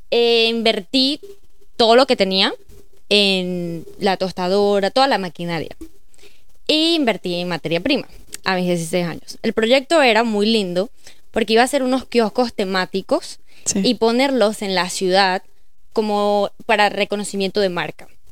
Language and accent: Spanish; Venezuela; moved away as an adult; now in United States; tengo seis años en los Estados Unidos. Vengo de Venezuela